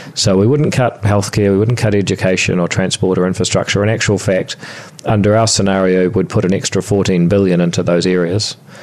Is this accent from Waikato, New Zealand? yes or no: no; Whangarei, Northland, New Zealand; also born or lived in Palmerston North; I was born in Palmerston North, and um, about the same time as I learned to walk, I also left there and um, went to moved to Whangarei